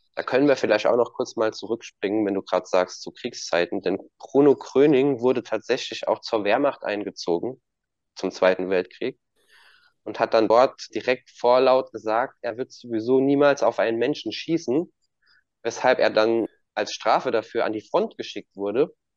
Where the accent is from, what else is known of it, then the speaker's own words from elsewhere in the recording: Germany; bei uns in Deutschland